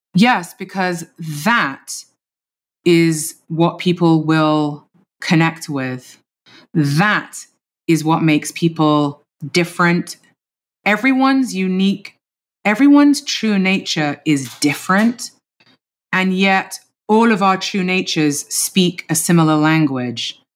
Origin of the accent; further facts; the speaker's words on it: London, United Kingdom; moved away; teenage years of my life growing up in London in the nineties.